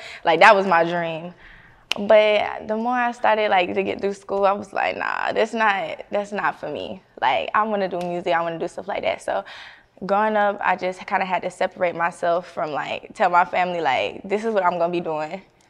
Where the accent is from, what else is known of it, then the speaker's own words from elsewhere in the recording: California, United States; born there; now in Atlanta, United States; I was born in Cali, but, like, when I moved back, like, as a teenager and stuff, like, the vibes was not there for me.